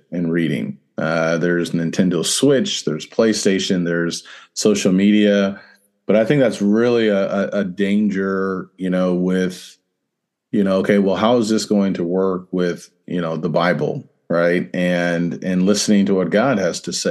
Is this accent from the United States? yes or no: yes; Central Illinois, United States; now in Louisville, United States; I grew up in Central Illinois